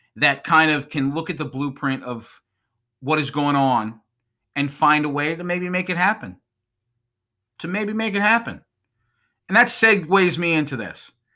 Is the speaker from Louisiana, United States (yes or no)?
no; Long Island, New York, United States; I grew up on Long Island in the nineties